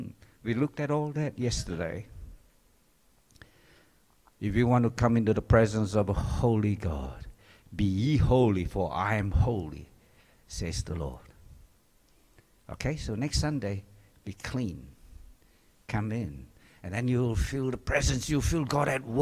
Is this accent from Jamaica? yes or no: no; Singapore; moved away; I grew up in Singapore